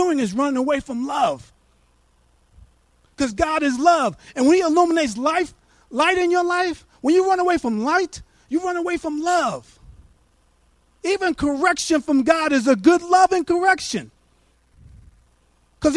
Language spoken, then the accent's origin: English; New York, United States; now in Abilene, United States; I'm from New York